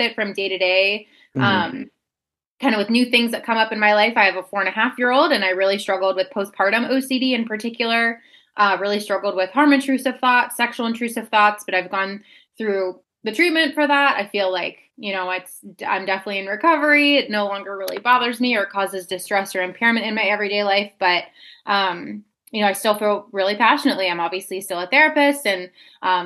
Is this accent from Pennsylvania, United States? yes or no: yes; Pittsburgh, Pennsylvania, United States; now in Wisconsin, United States; I'm in Wisconsin currently, but I'm originally from Pittsburgh, Pennsylvania